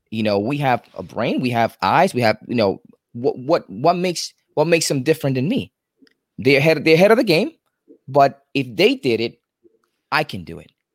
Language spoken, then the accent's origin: English; New York City, New York, United States; moved away as an adult; now in Florida, United States; I'm originally from New York City